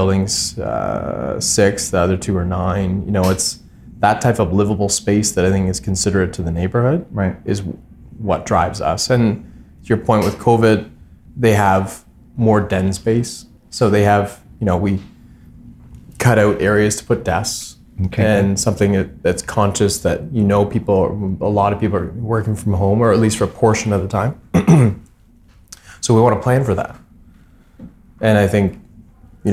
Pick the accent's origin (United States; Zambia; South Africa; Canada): Canada; Hamilton, Ontario; I think we're from Hamilton. We live in Hamilton